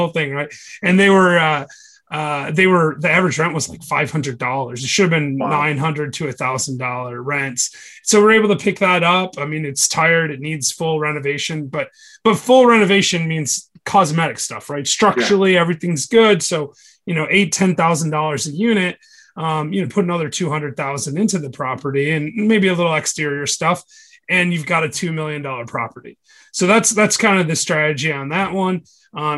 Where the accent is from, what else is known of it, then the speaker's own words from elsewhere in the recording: Michigan, United States; now in Chattanooga, United States; I'm from Michigan originally